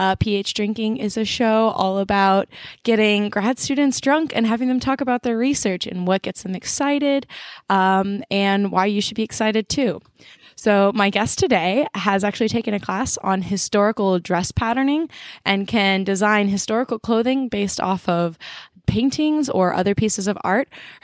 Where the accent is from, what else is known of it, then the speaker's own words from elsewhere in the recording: Dripping Springs, Texas, United States; We're both from, as you said, we're both from the Austin, Texas area.